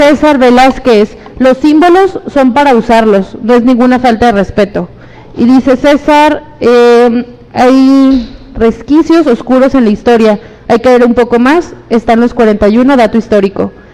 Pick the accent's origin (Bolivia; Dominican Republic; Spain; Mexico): Mexico; me siento feliz de haber nacido en mi país